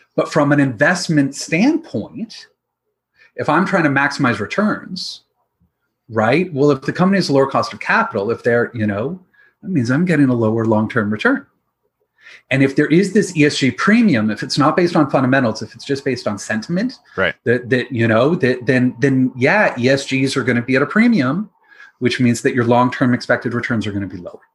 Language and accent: English; London, Ontario, Canada; also born or lived in Nova Scotia; my background is that I grew up in London, Ontario, with my dad in the investment industry